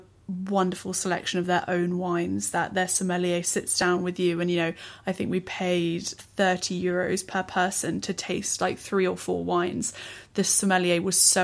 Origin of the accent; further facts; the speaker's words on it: England, United Kingdom; as an English person you grow up eating like a, you know, a naff Chinese spring roll